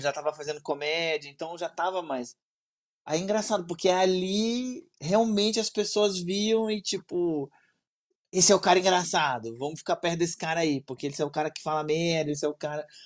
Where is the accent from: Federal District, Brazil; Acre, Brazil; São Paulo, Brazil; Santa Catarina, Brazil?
Federal District, Brazil; Brasília; eu sou de Brasília